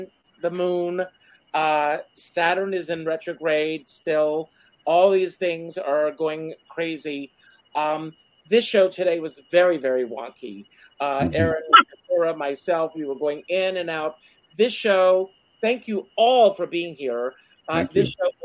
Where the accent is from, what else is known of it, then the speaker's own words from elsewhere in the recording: Conway, South Carolina, United States; I grew up in Conway, South Carolina, is the gateway to Myrtle Beach